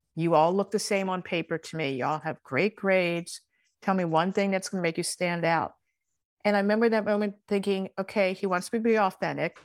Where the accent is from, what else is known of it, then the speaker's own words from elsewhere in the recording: Baltimore, Maryland, United States; accent: Baltimore; my Baltimore accent